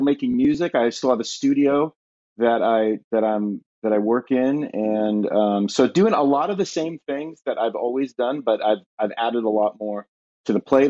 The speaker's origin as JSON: {"language": "English", "region": "Southern California", "country": "United States", "tie": "born or raised there", "moved": "as an adult", "lives_now": "Ashland, Ohio, United States"}